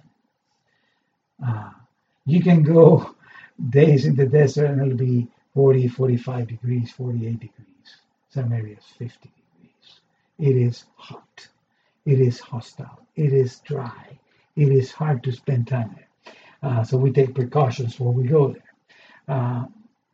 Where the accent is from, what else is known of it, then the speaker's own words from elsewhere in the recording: Argentina; moved away; I come from a culture that is partly Jewish and partly Italian. Okay? And I grew up in Argentina, in South America.